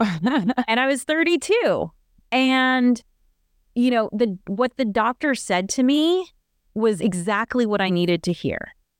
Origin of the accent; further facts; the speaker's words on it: United States; Natasha and I are both Americans.